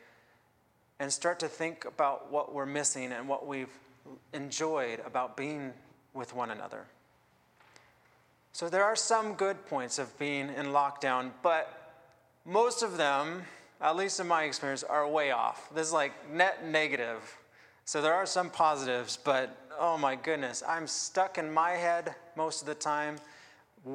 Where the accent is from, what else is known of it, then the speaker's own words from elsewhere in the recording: Seattle, Washington, United States; now in Victoria, Canada; I am an immigrant to Canada. I grew up in the Seattle area